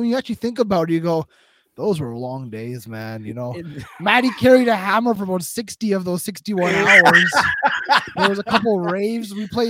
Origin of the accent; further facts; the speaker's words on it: Canada; as a Canadian perspective